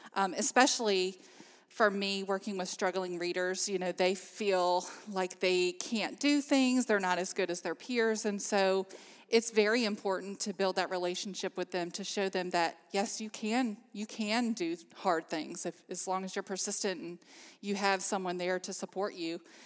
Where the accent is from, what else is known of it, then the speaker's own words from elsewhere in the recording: Amherst County, Virginia, United States; I'm actually from Amherst County, so I've lived here all my life